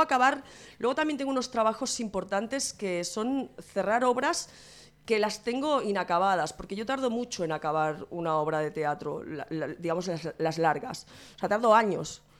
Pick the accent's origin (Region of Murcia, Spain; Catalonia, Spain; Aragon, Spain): Catalonia, Spain; Santa Coloma de Gramenet; en mi pueblo, en Santa Coloma de Grabanet